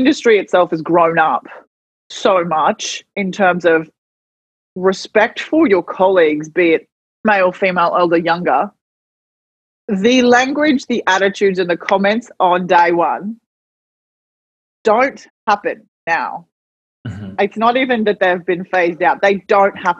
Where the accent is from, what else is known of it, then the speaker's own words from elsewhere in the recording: Gold Coast, Queensland, Australia; I'm female, I'm young, I'm new, I'm Indigenous, I'm from the Gold Coast